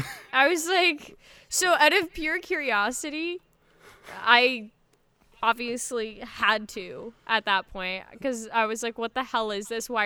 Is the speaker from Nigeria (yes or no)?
no; Canada; I'm Canadian